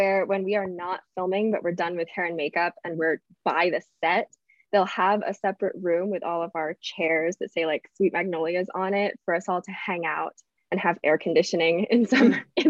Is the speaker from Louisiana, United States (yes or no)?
no; Atlanta, Georgia, United States; I grew up in the South.